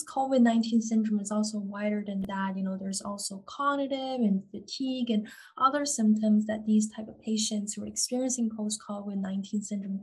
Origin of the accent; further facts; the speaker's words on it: Canada; I am Canadian